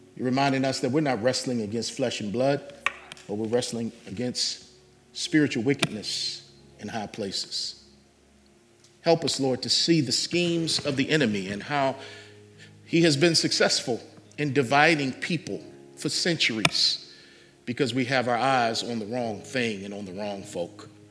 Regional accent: United States; I love being an American, but I am not always proud of being an American

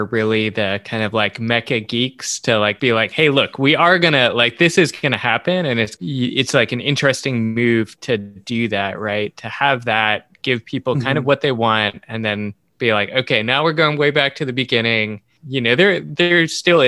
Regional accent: United States; as an American

